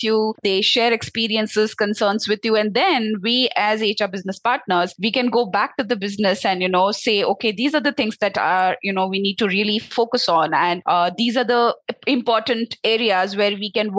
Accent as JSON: {"language": "English", "town": "Belgaum", "region": "Karnataka", "country": "India", "tie": "born or raised there", "also_born_or_lived": "Noida", "said": "I am basically from Karnataka itself. So my hometown is in Belgaum. That's the north side of Karnataka."}